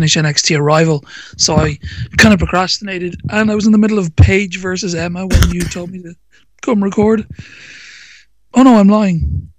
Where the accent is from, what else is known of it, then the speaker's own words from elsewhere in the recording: Ireland; I'm Irish